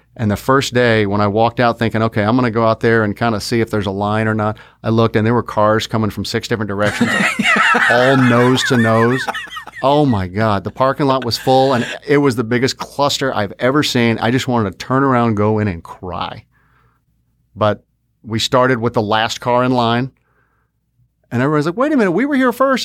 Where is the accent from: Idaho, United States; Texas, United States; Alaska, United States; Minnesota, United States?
Texas, United States; Fort Worth; we're from Fort Worth